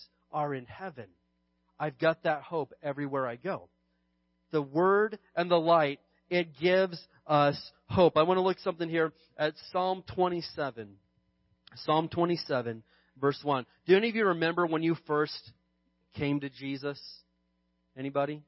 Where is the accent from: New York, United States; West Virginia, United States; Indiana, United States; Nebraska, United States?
Indiana, United States; now in Barstow, United States; growing up in Indiana, we had some real winters